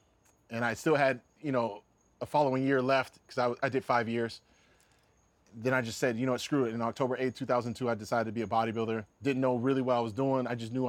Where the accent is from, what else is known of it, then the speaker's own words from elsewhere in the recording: Seattle, Washington, United States; Well, living in Seattle, I definitely wasn't thinking about bodybuilding.